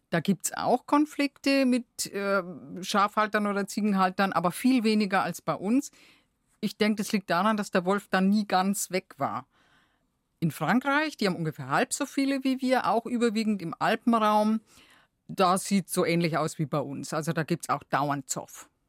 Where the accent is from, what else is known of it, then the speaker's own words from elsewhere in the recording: Bavaria, Germany; Bei uns in Bayern, wir sind da schon noch ein bisschen weg davon.